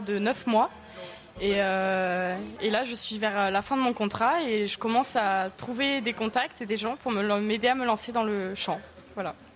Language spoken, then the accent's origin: French; Pau, Nouvelle-Aquitaine, France; moved away as an adult; now in Châlons-en-Champagne, France; je suis de Pau donc à, côté de l'Espagne